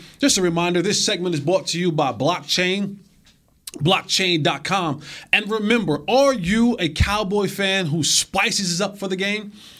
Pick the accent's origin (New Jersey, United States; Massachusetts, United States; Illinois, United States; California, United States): New Jersey, United States; Roselle; MetLife Stadium in New Jersey, my hometown. Shout out to all my people back home in Roselle, New Jersey.